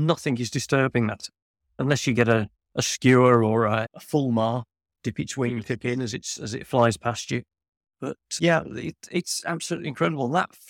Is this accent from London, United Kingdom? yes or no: no; Birmingham, West Midlands, United Kingdom; I'm a guy from Birmingham. I'm not a youngster.